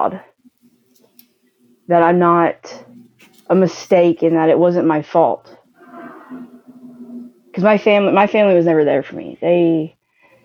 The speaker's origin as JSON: {"language": "English", "region": "Kentucky", "country": "United States", "tie": "born or raised there", "said": "I was born and raised in Kentucky. Lived here my whole life."}